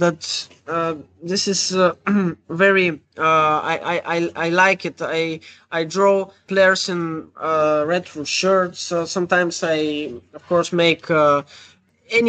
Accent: Bulgaria; for the Bulgarian fans, as myself

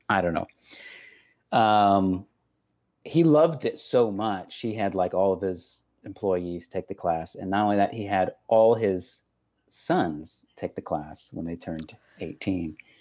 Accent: Texas, United States; accent: Texas; that's just my accent. Granted. Uh, that's just the Texas coming out.

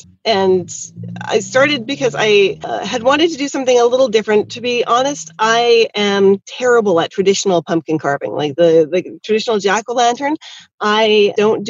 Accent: Canada; I am definitely from Canada, yes. Born and bred

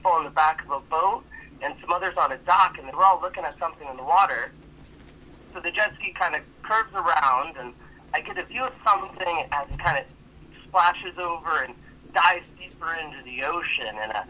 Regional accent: Florida, United States; saying I'm from Florida

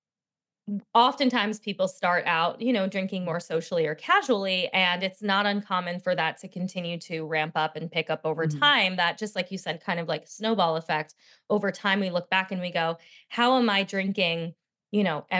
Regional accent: New Jersey shore, United States; I was raised in Jersey at the shore, but I always say not the Jersey Shore

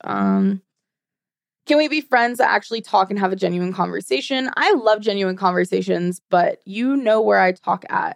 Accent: Sweden; also born or lived in United States; now in Arizona, United States; I live in Arizona now, but I was partly raised in Sweden. So I'm, you, American and Swedish

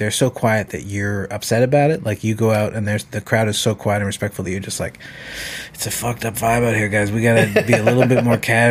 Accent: Canada; I'm from Canada

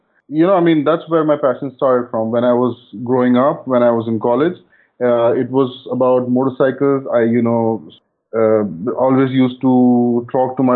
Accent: India

